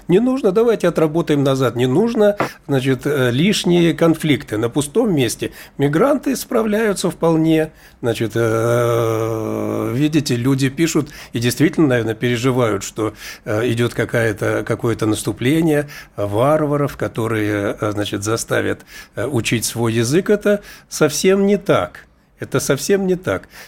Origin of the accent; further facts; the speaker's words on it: Russia; Я коренной житель, значит, Российской Федерации.